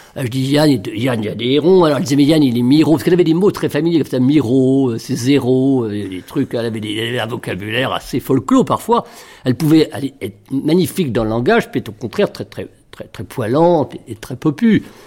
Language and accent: French; Villerville, Normandy, France; moved away; dans mon village natal, Villerville, qui est à 7 km de Trouville